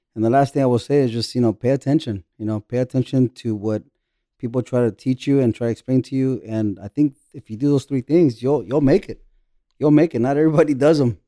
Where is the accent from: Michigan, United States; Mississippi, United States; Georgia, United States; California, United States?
California, United States; Buena Park; moved away as an adult; now in Tijuana, Mexico; I grew up in Orange County, Buena Park